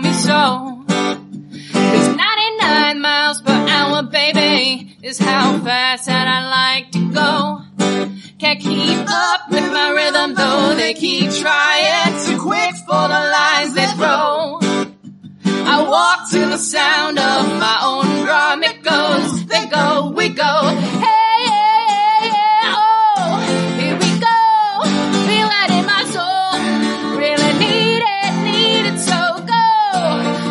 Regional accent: Minnesota, United States; I'm from Minnesota

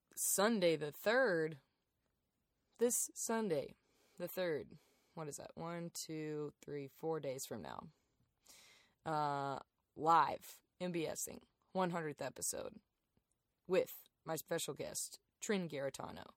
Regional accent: Darlington, South Carolina, United States; moved away as an adult; also born or lived in Athens, Georgia / Lancaster, South Carolina; now in Chicago, United States; we moved to Darlington

